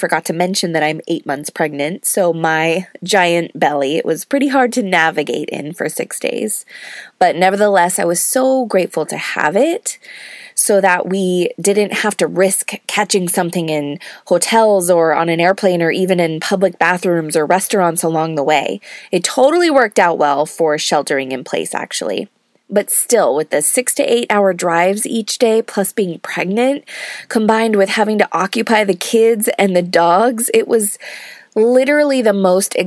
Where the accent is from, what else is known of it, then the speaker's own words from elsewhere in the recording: California, United States; moved away as an adult; now in Georgia, United States; both of us being born and raised in California and never having lived outside the state